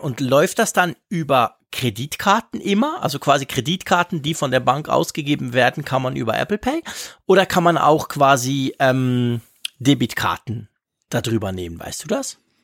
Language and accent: German; Switzerland; wir Schweizer